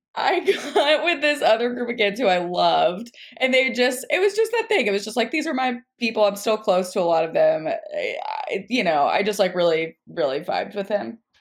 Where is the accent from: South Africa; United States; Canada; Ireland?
United States; Nashville, Tennessee; I'm from Nashville